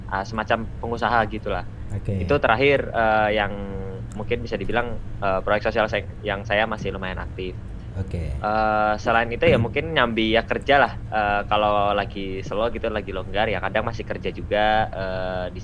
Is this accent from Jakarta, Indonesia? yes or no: no; Magelang, Central Java, Indonesia; now in Surakarta, Indonesia; Uh, ya asal saya dari Magelang.